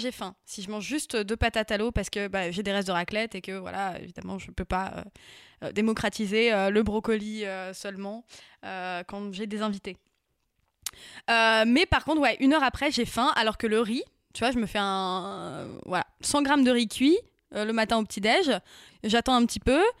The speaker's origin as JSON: {"language": "French", "area": "Picardy", "region": "Hauts-de-France", "country": "France", "tie": "born or raised there", "said": "j'ai grandi en Picardie"}